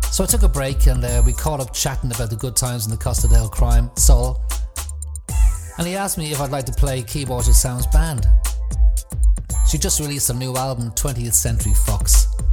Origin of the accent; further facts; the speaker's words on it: Ireland; moved away; back home in Ireland